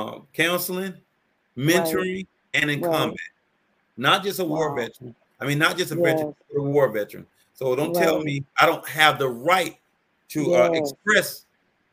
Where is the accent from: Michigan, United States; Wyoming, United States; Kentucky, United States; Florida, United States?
Florida, United States; Miami; I grew up in Miami, Florida